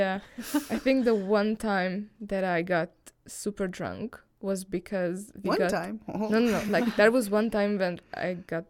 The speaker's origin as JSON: {"language": "English", "country": "Hungary", "said": "I'm from Hungary"}